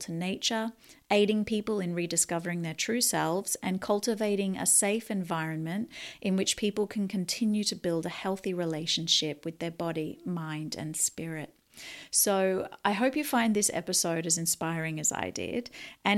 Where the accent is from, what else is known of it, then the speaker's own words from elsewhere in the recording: Newcastle, New South Wales, Australia; the Opened Mind Space in Newcastle, Australia. Shout out to my hometown